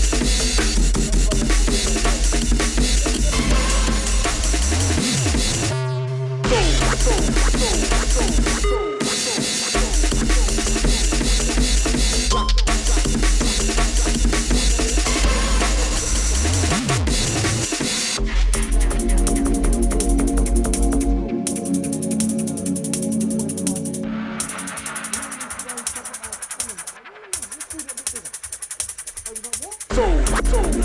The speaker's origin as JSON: {"language": "English", "town": "Birmingham", "region": "West Midlands", "country": "United Kingdom", "tie": "born or raised there", "said": "I grew up in Birmingham"}